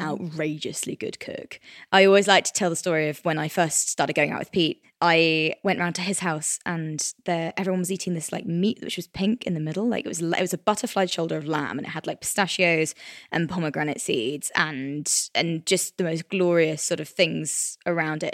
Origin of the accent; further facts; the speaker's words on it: Cornwall, South West England, United Kingdom; I grew up in Cornwall